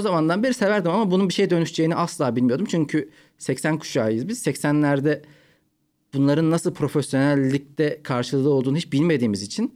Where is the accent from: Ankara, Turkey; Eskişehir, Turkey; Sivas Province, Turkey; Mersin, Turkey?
Ankara, Turkey; moved away as an adult; also born or lived in Malatya; now in Istanbul, Turkey; Ben Malatya'dan Ankara'ya taşındık. Üçüncü sınıfta. Dört ve beşi Ankara'da okudum. Yani ilk üç yılı Malatya'da okudum